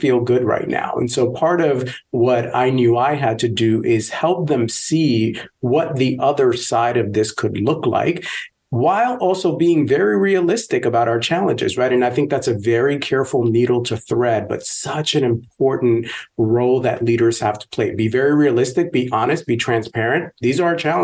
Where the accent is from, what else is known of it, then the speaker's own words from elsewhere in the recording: New York City, New York, United States; I grew up poor in the South Bronx, in the projects